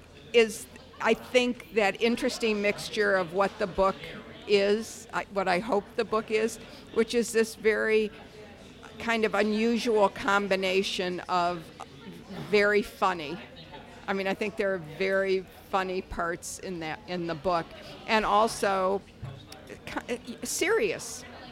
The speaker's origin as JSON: {"language": "English", "town": "Detroit", "region": "Michigan", "country": "United States", "tie": "born or raised there"}